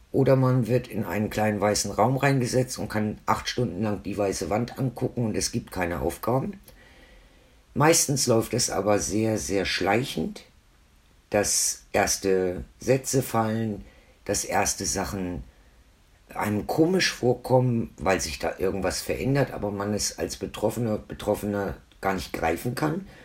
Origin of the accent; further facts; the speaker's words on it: Hamburg area, Germany; born there; now in Franconia, Germany; ich bin ja ursprünglich auch aus dem Norden. Also ich bin ursprünglich geboren in der Nähe von Hamburg, wohne aber jetzt schon seit 1979 hier im schönen Franken.